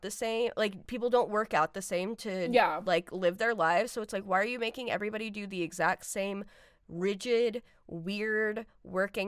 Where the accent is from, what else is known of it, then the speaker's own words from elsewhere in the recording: Granite Bay, California, United States; I grew up in Granite Bay, which is a suburb of Sacramento.